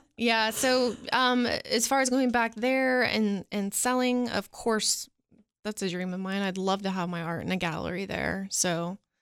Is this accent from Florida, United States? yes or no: yes; Florida, United States; also born or lived in Nashville, Tennessee; now in Cookeville, United States; I was born in Nashville. My family left when I was four and we moved out to Florida.